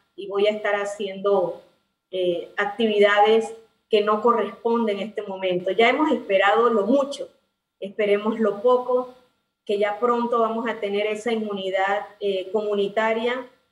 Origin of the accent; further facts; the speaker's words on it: Panama; así somos los panameños